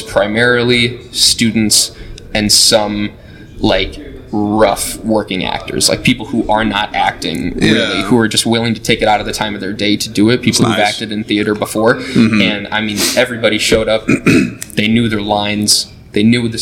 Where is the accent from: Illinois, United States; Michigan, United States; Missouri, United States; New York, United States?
Illinois, United States; Rockton; moved away as an adult; I am originally from Rockton, Illinois